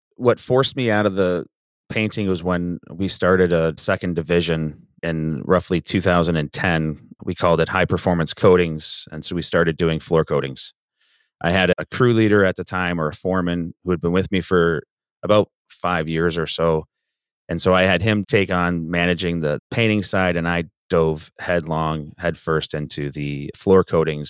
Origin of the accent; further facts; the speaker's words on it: Southern Ontario, Canada; moved away as an adult; also born or lived in Grand Rapids, Michigan; now in Kalamazoo, United States; I am from Canada, born and raised in Southern Ontario